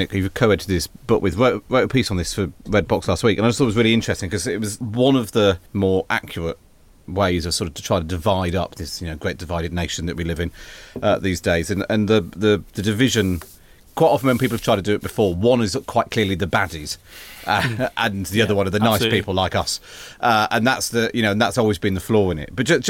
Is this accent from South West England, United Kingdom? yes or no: yes; Somerset, South West England, United Kingdom; now in London, United Kingdom; my experience of growing up in Somerset and family and friends who still live there